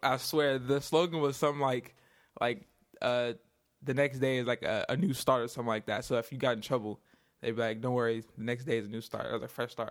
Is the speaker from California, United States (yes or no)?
yes; Inglewood, California, United States; I'm from Inglewood, California. Uh, basically born and raised here